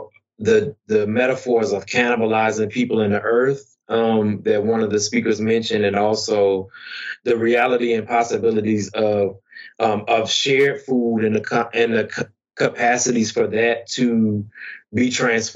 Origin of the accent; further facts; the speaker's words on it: Tappahannock, Virginia, United States; my hometown in Tappahannock, Virginia